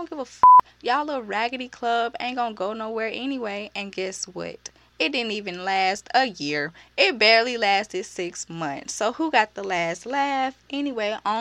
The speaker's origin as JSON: {"language": "English", "town": "Birmingham", "region": "Alabama", "country": "United States", "said": "I'm from Birmingham"}